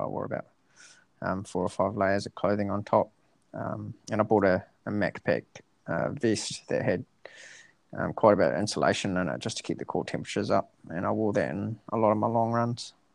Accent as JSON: {"language": "English", "town": "Dunedin", "region": "Otago", "country": "New Zealand", "tie": "born or raised there", "lives_now": "Christchurch, New Zealand", "said": "I went down to Dunedin, um, my hometown"}